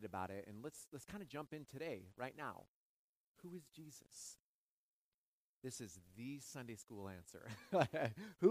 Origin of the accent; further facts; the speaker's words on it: Seattle, Washington, United States; moved away as an adult; also born or lived in Pasadena, California; I grew up in Seattle.